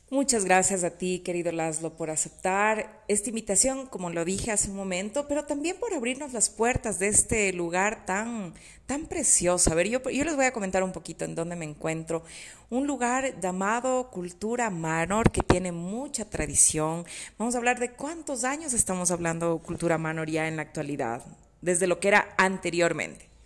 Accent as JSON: {"language": "Spanish", "town": "Quito", "region": "Pichincha", "country": "Ecuador", "said": "las quiteñas, ¿no? Y me incluyo en ese grupo"}